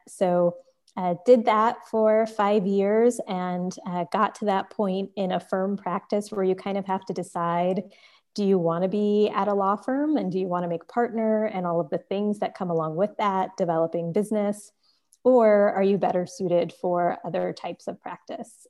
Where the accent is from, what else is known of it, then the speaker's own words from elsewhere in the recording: Richmond, California, United States; I grew up in Richmond, California, which is in the Bay Area